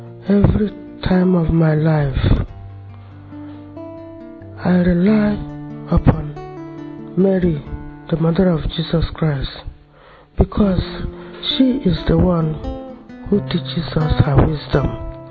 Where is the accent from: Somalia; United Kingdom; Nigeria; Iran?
Nigeria; I come from Nigeria, the mother of 10, 29 grandchildren